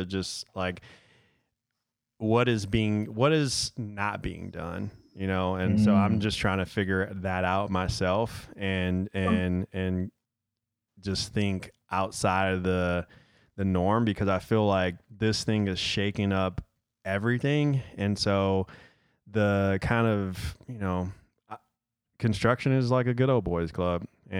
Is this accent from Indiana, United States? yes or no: no; Detroit, Michigan, United States; I'm from Detroit